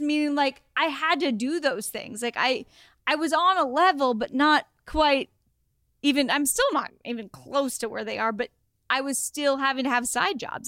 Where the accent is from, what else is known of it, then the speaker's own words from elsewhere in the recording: Oregon, United States; moved away; also born or lived in Los Angeles; I'm from Oregon. I went to the University of Oregon for college